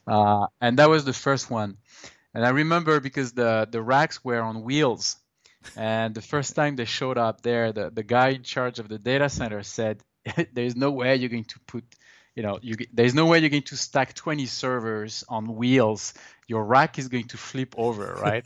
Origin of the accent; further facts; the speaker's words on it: Brittany, France; moved away as an adult; also born or lived in Toulouse, France / Montreal, Canada / London, United Kingdom / Tempe, Arizona; now in United States; I'm from Brittany, in France.